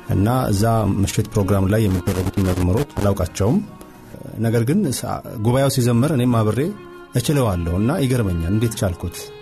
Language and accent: Amharic; Addis Ababa, Ethiopia; born or raised there